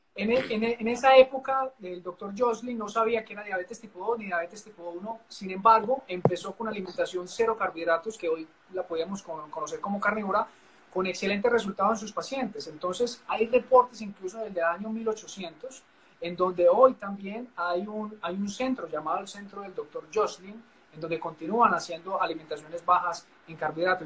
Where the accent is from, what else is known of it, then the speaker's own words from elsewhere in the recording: Paisa region, Antioquia, Colombia; como decimos los paisas